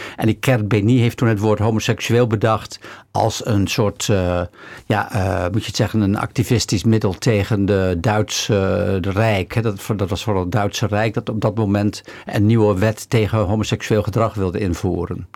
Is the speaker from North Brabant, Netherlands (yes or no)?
no; Bedum, Groningen, Netherlands; now in Amsterdam, Netherlands; in dat dorp waar ik vandaan kom